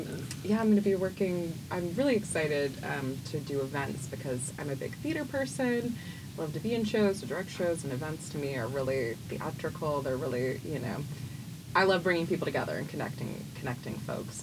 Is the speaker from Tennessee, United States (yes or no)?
yes; Memphis, Tennessee, United States; moved away; I'm from Memphis originally, so I've got a lot of Memphis pride